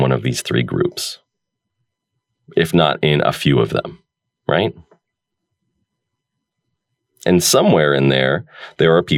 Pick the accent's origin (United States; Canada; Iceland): United States; also born or lived in Oregon; growing up in America